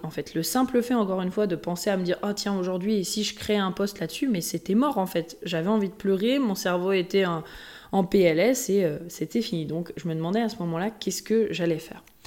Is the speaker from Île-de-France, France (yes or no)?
no; Haute-Savoie, Auvergne-Rhône-Alpes, France; moved away; also born or lived in Lyon; je viens de la Haute-Savoie euh, pas loin, juste, enfin, de l'autre côté du lac. Donc, euh, que j'ai toujours aussi été à côté euh, des montagnes, voilà, toujours été à côté de Genève